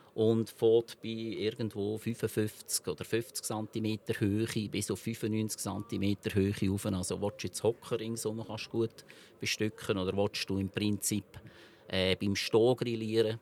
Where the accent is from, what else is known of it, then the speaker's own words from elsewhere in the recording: Switzerland; der elterlichen Betrieb, wo ich aufgewachsen bin, in Honeri oder Hohenrhein